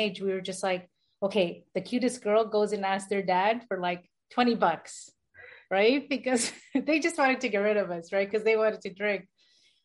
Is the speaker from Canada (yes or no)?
yes; Toronto, Ontario, Canada; I was born in Toronto, Toronto, Canada. I was brought up in Toronto as well